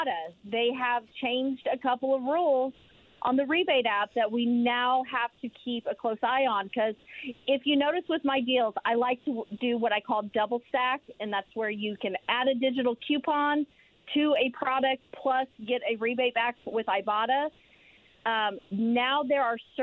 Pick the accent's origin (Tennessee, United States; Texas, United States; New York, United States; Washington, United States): Tennessee, United States; accent: Tennessee; moved away; you really hear my Tennessee accent come out